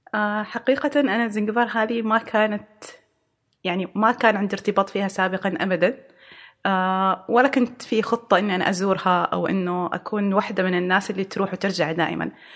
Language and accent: Arabic; Oman; إحنا عندنا في عمان